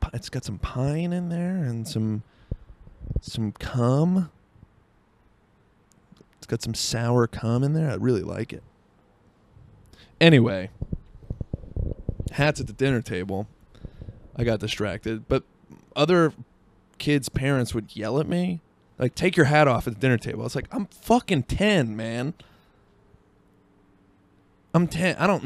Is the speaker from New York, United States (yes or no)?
no; Seattle, Washington, United States; I was from Seattle